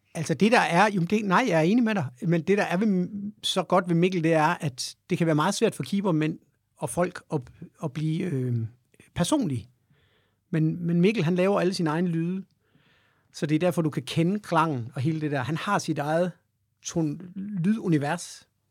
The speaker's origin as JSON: {"language": "Danish", "town": "Aarhus", "region": "Central Denmark Region", "country": "Denmark", "tie": "born or raised there", "said": "jeg kommer fra Aarhus jo, i Høj"}